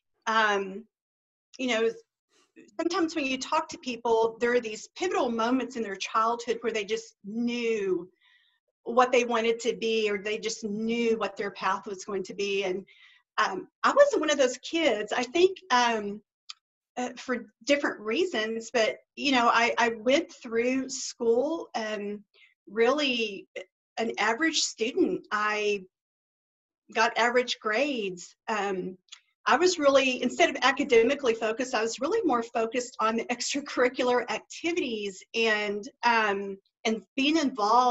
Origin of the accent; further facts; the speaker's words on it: Duncan, Oklahoma, United States; I grew up in Duncan, Oklahoma, small town.